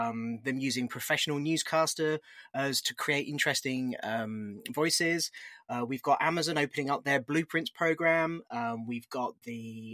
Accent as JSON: {"language": "English", "country": "United Kingdom", "accent": "British", "said": "with my accent, I run one in the UK."}